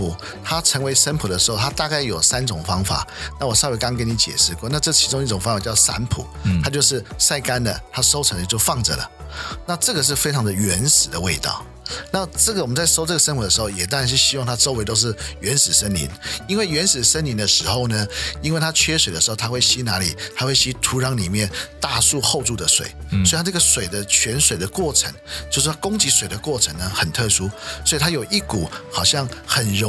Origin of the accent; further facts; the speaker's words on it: China; 非常有帮助，尤其特别是我们中国人啊、呃，这么讲，我自己也有这个问题